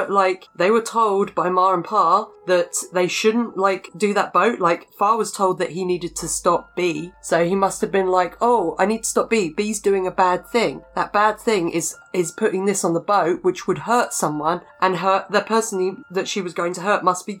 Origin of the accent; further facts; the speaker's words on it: England, United Kingdom; I'm English